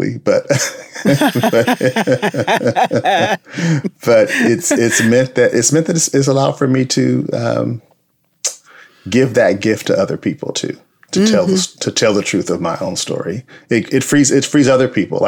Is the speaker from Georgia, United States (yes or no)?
no; Compton, California, United States; I grew up in Compton, California